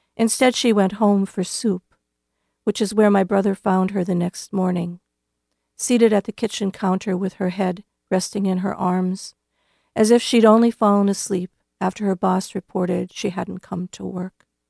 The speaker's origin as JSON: {"language": "English", "region": "North Dakota", "country": "United States", "tie": "born or raised there", "moved": "yes", "lives_now": "Iowa, United States", "said": "my home state of North Dakota"}